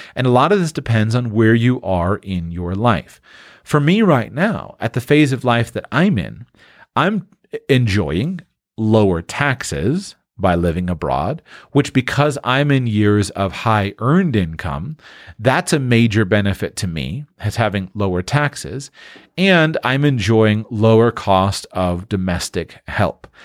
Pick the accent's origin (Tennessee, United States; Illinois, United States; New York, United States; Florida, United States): Florida, United States; moved away; I grew up in the Sunshine State